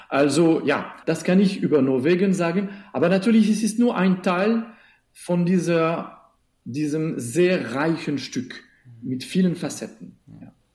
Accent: Switzerland; Ich komme aus der Schweiz

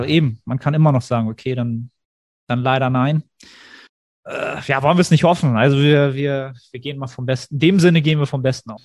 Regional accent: Germany

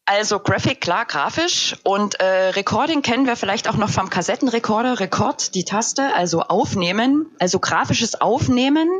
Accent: Upper Lusatia, Saxony, Germany; now in Dresden, Germany; in meiner Heimat in der wunderschönen Oberlausitz oder wie wir sagen würden, Erlausitz

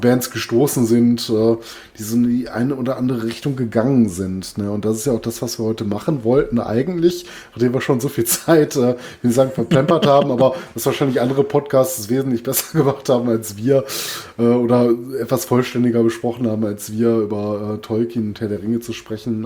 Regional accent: Duisburg, North Rhine-Westphalia, Germany; also born or lived in Essen; ich komme gebürtig aus Duisburg

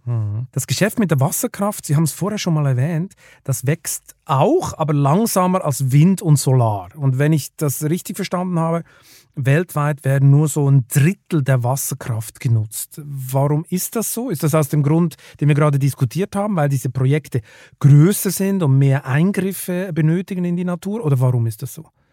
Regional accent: Switzerland; ich bin ja als Schweizer, bin ich beinahe aufgewachsen mit diesen, äh, mit diesen Staudämmen da in den Alpen

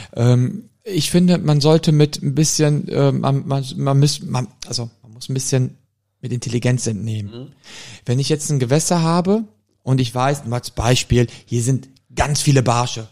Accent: Germany; ich bin aber in Deutschland geboren, meine ja. Mutter auch schon in Deutschland geboren

